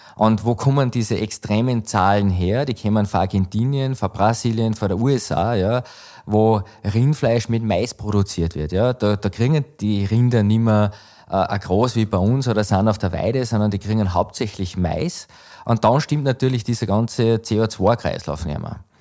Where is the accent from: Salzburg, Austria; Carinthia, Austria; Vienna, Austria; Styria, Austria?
Styria, Austria; Schladming; bei uns in Schlappming